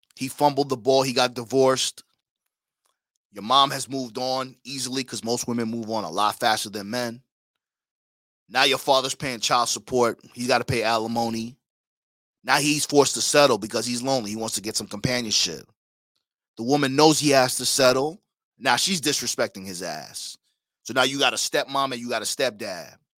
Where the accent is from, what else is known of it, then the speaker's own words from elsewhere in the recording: West Babylon, New York, United States; also born or lived in Caribbean; I'm from Long Island, Suffolk County, West Babylon to be exact